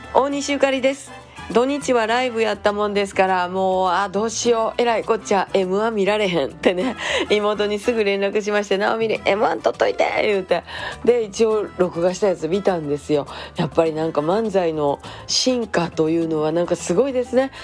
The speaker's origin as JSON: {"language": "Japanese", "region": "Osaka", "country": "Japan", "said": "私らやっぱ大阪人"}